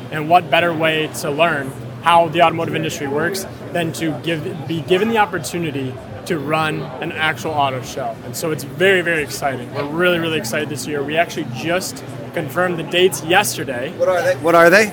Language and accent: English; Grosse Pointe, Michigan, United States; I'm from Grosse Pointe, Michigan